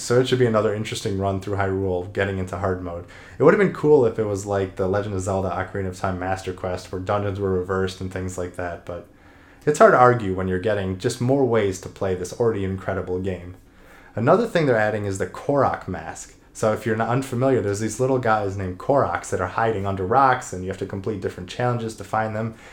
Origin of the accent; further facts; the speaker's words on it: Cleveland, Ohio, United States; also born or lived in Columbus, Ohio; I was born in Cleveland, Ohio, and I went to the Ohio State University